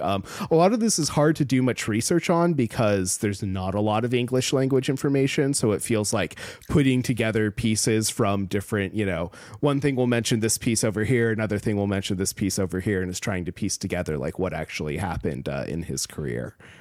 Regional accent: Alaska, United States; growing up in Alaska, I also lived through a bunch of natural disasters

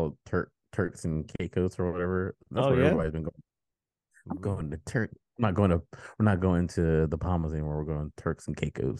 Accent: United States; maybe because I grew up in America, we were taught that everything comes from Africa, right?

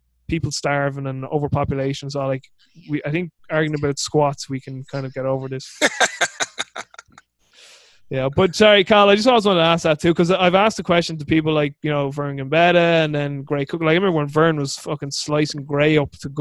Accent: Ireland; I'm Irish

